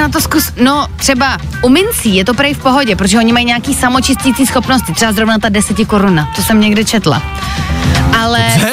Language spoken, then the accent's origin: Czech; Ostrava, Moravian-Silesian Region, Czechia; já jsem z Ostravy